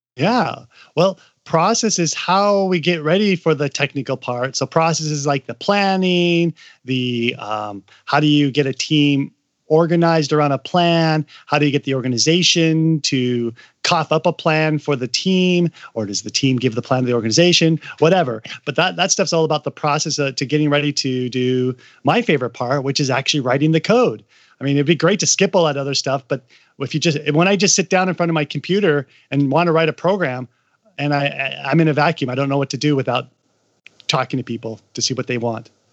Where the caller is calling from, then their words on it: Seattle, Washington, United States; also born or lived in China; I'm calling in from Seattle. I used to live in China for six years